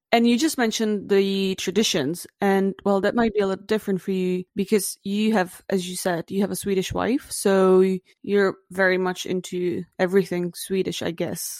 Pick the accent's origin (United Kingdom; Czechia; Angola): Czechia; now in Sweden; I come from the Czech Republic